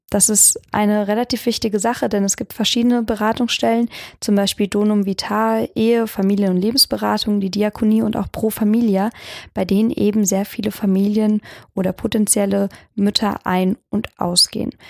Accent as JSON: {"language": "German", "town": "Lampertheim", "region": "Hesse", "country": "Germany", "said": "oder auch da, wo ich herkomme, in Lampertheim, da sind die Felder voll damit."}